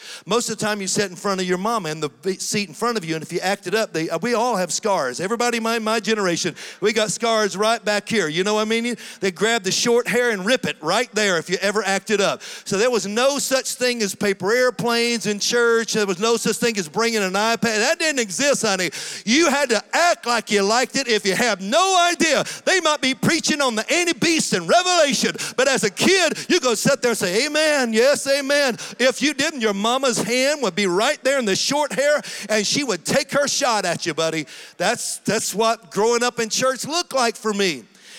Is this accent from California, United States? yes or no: no; Tennessee, United States; born there; also born or lived in Georgia, United States; I was born in Tennessee, and so we'd moved to Georgia, and we'd moved to Tennessee, and then we moved back to Georgia.